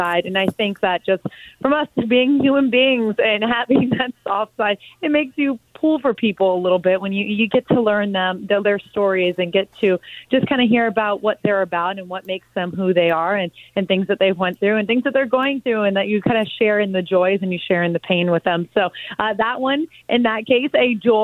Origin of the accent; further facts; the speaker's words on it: South Florida, United States; growing up in South Florida, and like you said, my alma mater is Miami Palmetto